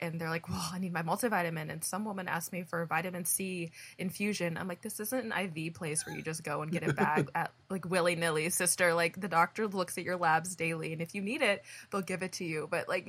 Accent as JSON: {"language": "English", "region": "Indiana", "country": "United States", "lives_now": "California, United States", "said": "I don't know if it's because I came from Indiana to California"}